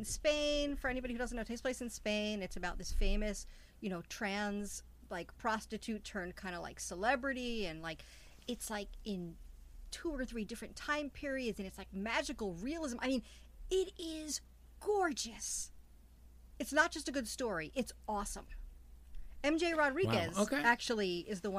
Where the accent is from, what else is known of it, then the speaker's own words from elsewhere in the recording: New York City, New York, United States; moved away as an adult; also born or lived in Midwest; I left to go to the Midwest, and I'm from Queens